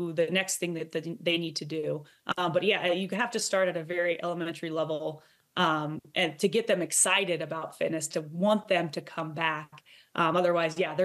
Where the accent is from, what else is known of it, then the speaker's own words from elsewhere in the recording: Iowa, United States; Growing up in Iowa